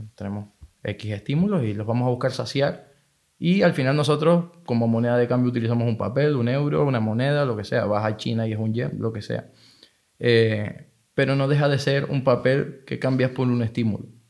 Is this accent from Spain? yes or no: yes; Tenerife, Canary Islands, Spain; moved away as an adult; nací aquí en Tenerife, me crié aquí en Tenerife toda mi vida hasta hace dos años